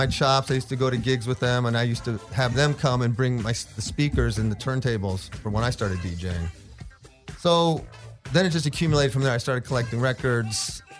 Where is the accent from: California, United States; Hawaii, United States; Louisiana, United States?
California, United States; Long Beach; I grew up in Long Beach.